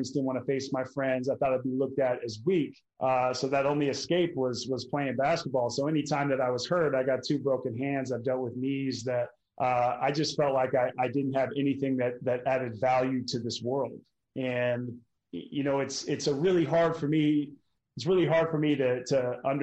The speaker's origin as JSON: {"language": "English", "town": "Portland", "region": "Oregon", "country": "United States", "tie": "born or raised there", "moved": "yes", "said": "where I grew up in Portland, Oregon"}